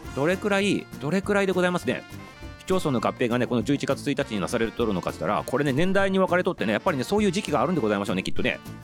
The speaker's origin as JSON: {"language": "Japanese", "region": "Toyama", "country": "Japan", "tie": "born or raised there", "said": "富山っていうところが田舎でございます"}